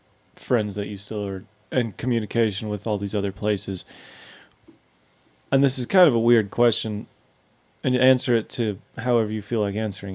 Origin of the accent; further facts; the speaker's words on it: Texas, United States; also born or lived in Arizona; now in Nashville, United States; I'm from Texas